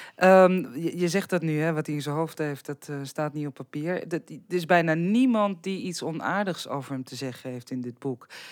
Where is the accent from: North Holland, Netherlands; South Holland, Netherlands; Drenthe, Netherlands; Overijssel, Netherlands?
Drenthe, Netherlands; bij ons in Drenthe